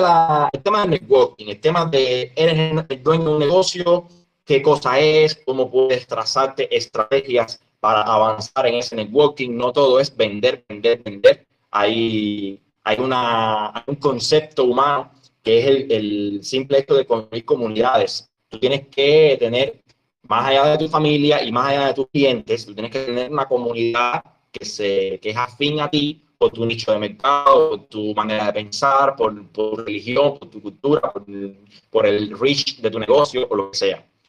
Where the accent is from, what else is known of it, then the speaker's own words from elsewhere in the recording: Cuba; un emprendedor cubano que desde el año 2015 decidió no trabajar más en el Estado